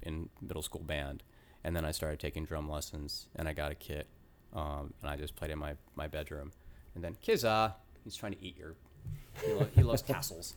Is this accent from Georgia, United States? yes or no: yes; Cobb County, Atlanta, Georgia, United States; now in Brooklyn, United States; I grew up in, um, Cobb County, like East Cobb County